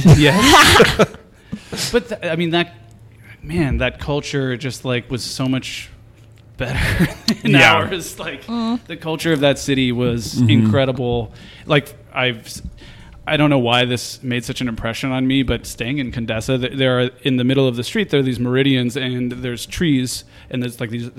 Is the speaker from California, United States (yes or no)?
yes; Los Angeles, California, United States; I grew up around Melrose and Western.